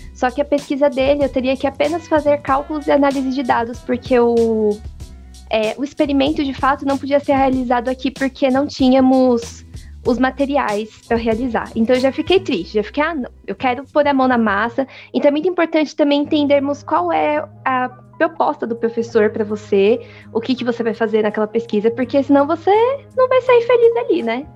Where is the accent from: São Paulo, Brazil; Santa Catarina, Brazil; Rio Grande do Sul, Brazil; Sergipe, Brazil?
São Paulo, Brazil; Eu sou de São Mateus, Zona Leste, periferia de São